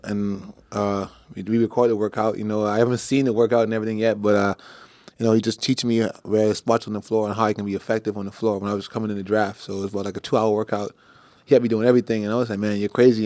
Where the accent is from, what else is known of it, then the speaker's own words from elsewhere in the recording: Bahamas; I'm from the Bahamas. It's all dancehall reggae